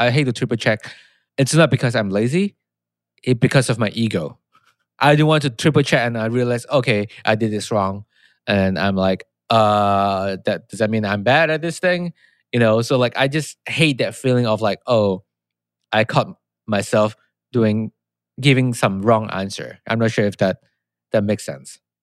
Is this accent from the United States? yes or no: no; Malaysia; moved away; I'm from Malaysia